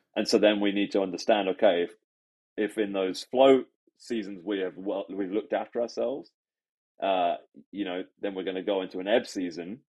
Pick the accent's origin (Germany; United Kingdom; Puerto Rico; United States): United Kingdom; England; also born or lived in Sydney, Australia; now in Canada; I grew up in England